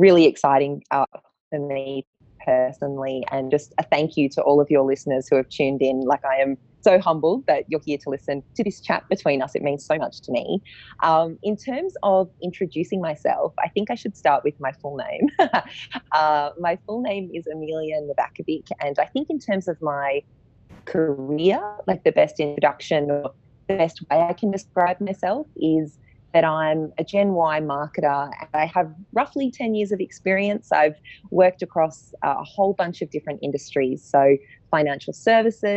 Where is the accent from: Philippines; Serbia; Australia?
Australia; Sydney, New South Wales; moved away as an adult; now in Melbourne, Australia; I am a Sydney girl. I grew up in Manly, so a beachside town on Sydney's northern beaches.